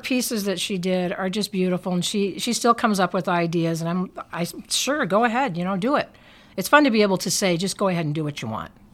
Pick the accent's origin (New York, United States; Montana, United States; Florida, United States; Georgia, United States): Montana, United States; Billings; I'm originally from Billings. My family goes way back here, three, four generations